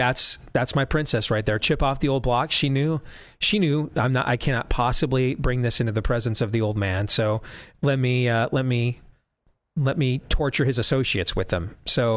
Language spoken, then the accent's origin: English; California, United States; also born or lived in Florida; I remember growing up in Southern California, the smog would be so bad some days that I literally could not go play outside.